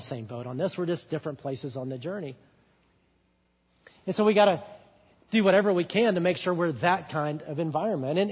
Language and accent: English; Alabama, United States; moved away; I'm from Alabama